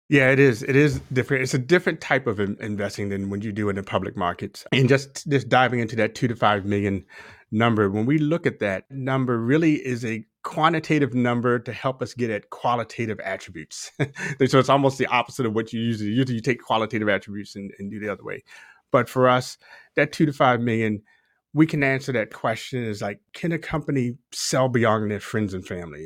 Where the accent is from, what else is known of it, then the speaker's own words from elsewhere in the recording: Baltimore, Maryland, United States; moved away; also born or lived in Texas; I'm a Baltimore native, kind of born and raised in Baltimore, spent some time in Texas